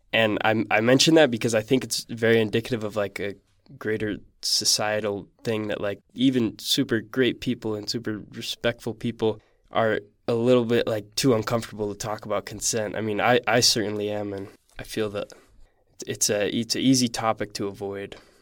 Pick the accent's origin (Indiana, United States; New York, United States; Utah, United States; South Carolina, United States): Utah, United States; Salt Lake City; I'm from Salt Lake City